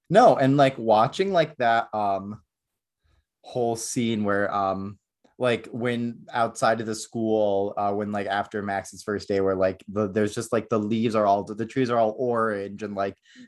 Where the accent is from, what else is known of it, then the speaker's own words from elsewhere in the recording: Northeast, United States; also born or lived in Florida; now in Southern California, United States; I am from the Northeast